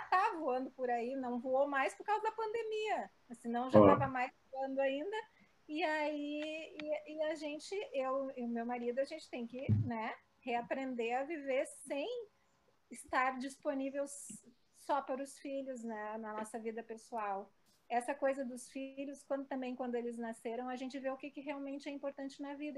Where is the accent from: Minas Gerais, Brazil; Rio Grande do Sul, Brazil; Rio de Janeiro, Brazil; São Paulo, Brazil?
Rio Grande do Sul, Brazil; Porto Alegre; nasci em Porto Alegre, também sou muito metropolitana.